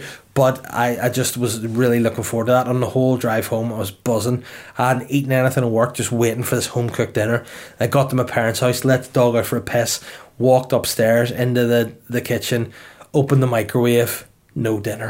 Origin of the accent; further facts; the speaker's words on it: Holywood, Northern Ireland, United Kingdom; also born or lived in Belfast; I'm from Hollywood originally